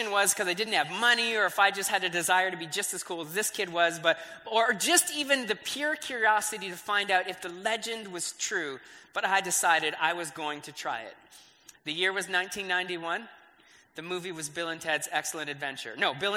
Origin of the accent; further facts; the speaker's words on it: Brantford, Ontario, Canada; I grew up in Brantford